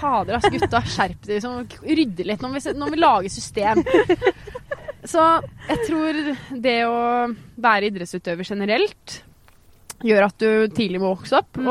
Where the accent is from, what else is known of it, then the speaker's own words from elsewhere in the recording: Geilo, Buskerud, Norway; moved away as an adult; now in Oslo, Norway; oppveksten min på Geilo